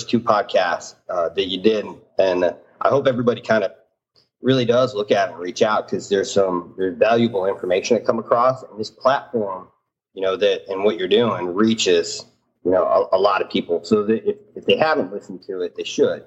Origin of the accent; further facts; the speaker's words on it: Bradford, Pennsylvania, United States; moved away; I am from a small town called Bradford, Pennsylvania.